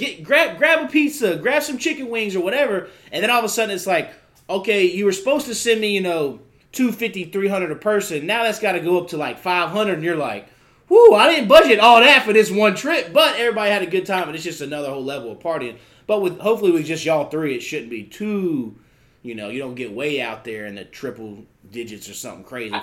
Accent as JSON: {"language": "English", "region": "the South", "country": "United States", "tie": "born or raised there", "said": "growing up in the South"}